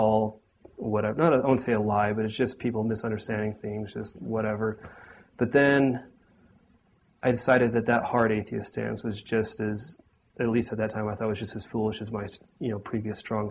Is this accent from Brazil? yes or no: no; Sandy, Utah, United States; now in Orem, United States; Grew up in Sandy, Utah for the most part.